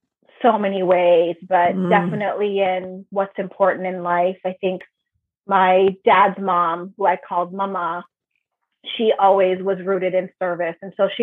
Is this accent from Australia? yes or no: no; Nairobi, Kenya; born there; first language Swahili; English is a second language; Yeah, I was born in Nairobi, Kenya.